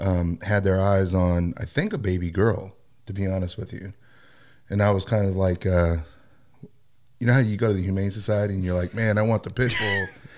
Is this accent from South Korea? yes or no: yes; South Korea; born there; I was actually born in Korea. So